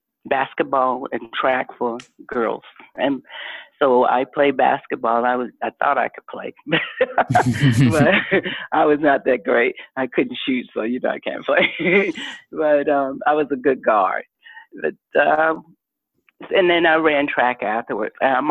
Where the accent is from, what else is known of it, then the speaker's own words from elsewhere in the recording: the South, United States; growing up in the Jim Crow South, and, you know, having to ride a school bus over an hour, and we could have walked to school, but it was a white school